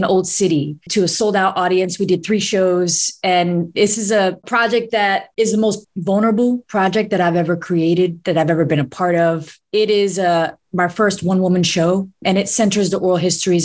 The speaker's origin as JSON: {"language": "English", "town": "New York City", "region": "New York", "country": "United States", "tie": "born or raised there", "moved": "as an adult", "lives_now": "Philadelphia, United States", "said": "I grew up in New York City. That city raised me as a kid."}